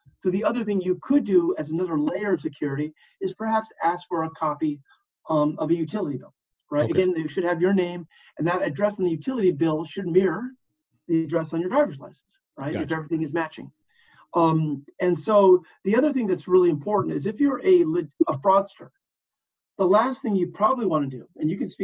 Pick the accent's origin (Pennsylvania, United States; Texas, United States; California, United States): California, United States; in California, my home state